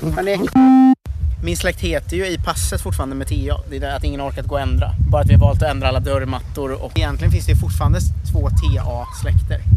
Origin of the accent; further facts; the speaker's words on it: Ljungsbro, Östergötland, Sweden; Ljungsbro, där jag kommer ifrån.